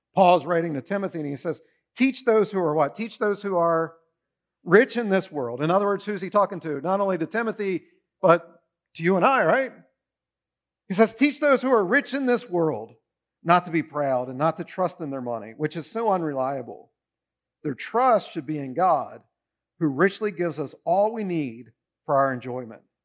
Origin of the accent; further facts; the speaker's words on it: United States; We are rich beyond belief as Americans